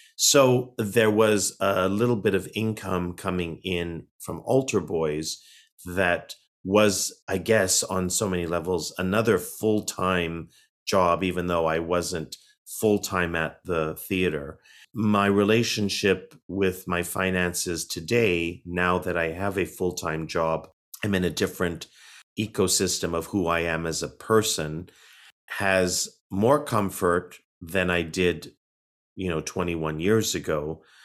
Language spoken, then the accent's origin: English; Toronto, Ontario, Canada; as a young boy growing up in Toronto, Canada